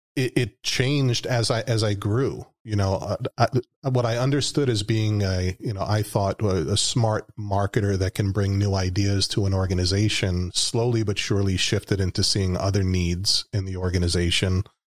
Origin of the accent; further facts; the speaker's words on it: New York, United States; moved away as an adult; that's my home state. That's where I was born and raised